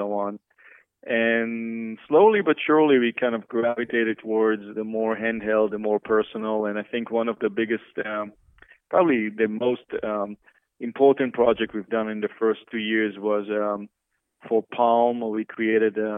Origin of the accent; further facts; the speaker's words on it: Israel; moved away as an adult; now in United States; I grew up in Israel to a family of two architects and came to the States early 90s